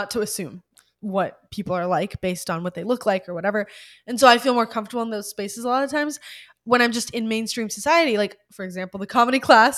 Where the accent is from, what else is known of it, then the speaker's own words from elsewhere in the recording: Ukraine; moved away; I'm originally from Ukraine